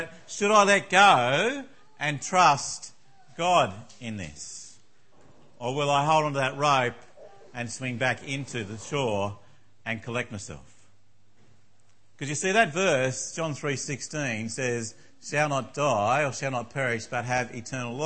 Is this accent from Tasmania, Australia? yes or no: yes; Tasmania, Australia; I grew up in Tasmania